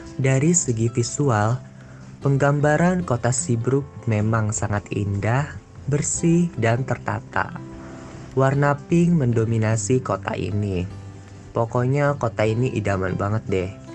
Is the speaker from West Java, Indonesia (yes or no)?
yes; Bogor, West Java, Indonesia; Aku juga asalnya dari Bogor